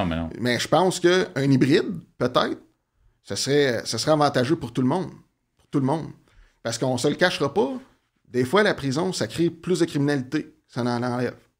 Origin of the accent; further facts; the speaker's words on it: Outaouais, Quebec, Canada; je viens de la région de l'Outaouais.